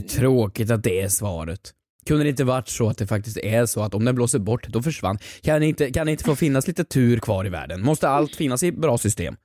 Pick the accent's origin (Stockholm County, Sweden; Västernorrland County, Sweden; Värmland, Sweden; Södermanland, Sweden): Värmland, Sweden; moved away; hemma i Värmland